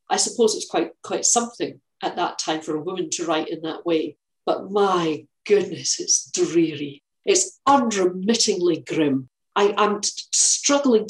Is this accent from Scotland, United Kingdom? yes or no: yes; Scotland, United Kingdom; I'm Scottish. I live in Scotland.